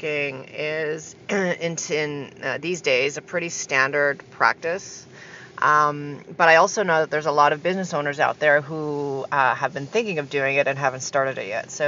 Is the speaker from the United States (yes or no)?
no; Canada; moved away as an adult; also born or lived in Argentina; I just moved back from a 12-year stint in Argentina. So I'm back in my hometown now in Canada